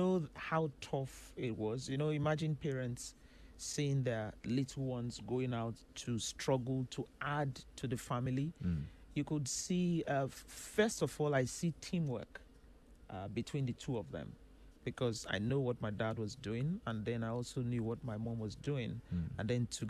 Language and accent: English; Warri, Delta, Nigeria; I grew up right in Warri in Delta State, Nigeria.